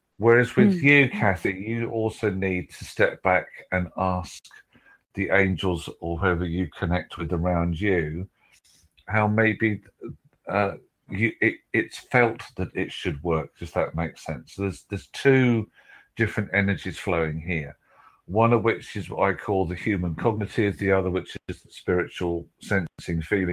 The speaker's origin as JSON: {"language": "English", "country": "United Kingdom"}